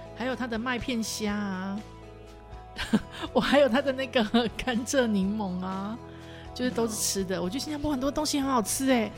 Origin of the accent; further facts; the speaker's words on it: Taiwan; 我们台湾人